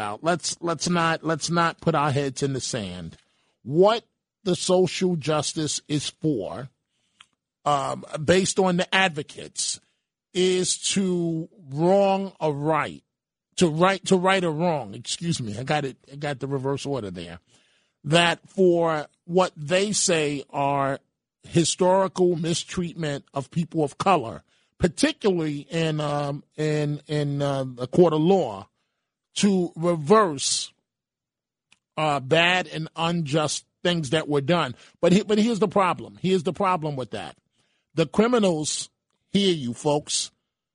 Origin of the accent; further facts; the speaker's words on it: New York City, New York, United States; now in Rockland, United States; myself, as a son of the Bronx